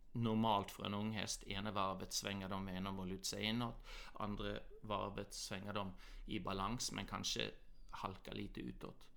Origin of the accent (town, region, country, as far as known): Norway; born or raised there; moved away; also born or lived in Australia / Southern California, United States